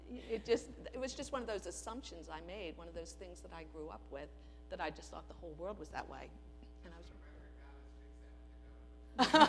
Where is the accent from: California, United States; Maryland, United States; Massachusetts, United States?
Maryland, United States; Aberdeen; I grew up in Aberdeen where on the little block we lived, everybody's father worked for the government